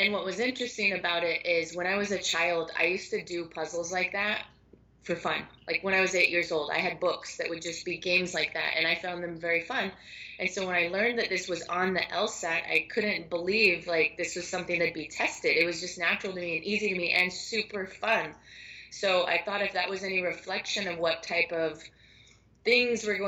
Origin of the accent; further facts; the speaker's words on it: Seattle, Washington, United States; now in Miami, United States; I'm based in Miami, Florida, and been here for a while. And I was teaching at a local studio 4 or 5 years ago. And I'm from Seattle originally